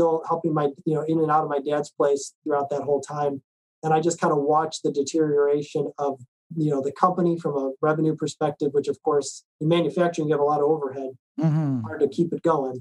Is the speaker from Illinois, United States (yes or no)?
yes; Chicago, Illinois, United States; moved away as an adult; also born or lived in New Mexico; I'm from Chicago. That's where all this was happening. I grew up in Chicago.